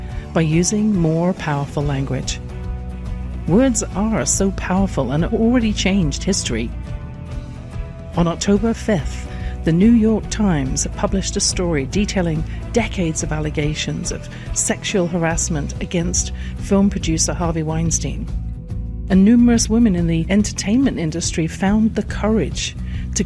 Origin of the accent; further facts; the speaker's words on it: England, United Kingdom; I grew up in England